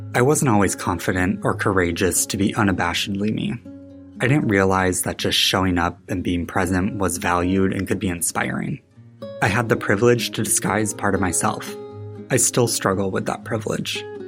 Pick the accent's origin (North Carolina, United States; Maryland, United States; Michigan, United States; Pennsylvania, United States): Michigan, United States; West; moved away as an adult; now in Chicago, United States; Growing up in West Michigan meant I wasn't really exposed to role models with diverse identities